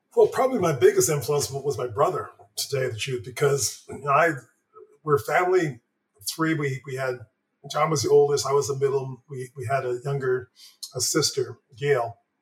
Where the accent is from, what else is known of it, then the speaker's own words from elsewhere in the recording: Toronto, Ontario, Canada; also born or lived in Montreal; I was born in Montreal, but um, you know, age three or so, we moved to Toronto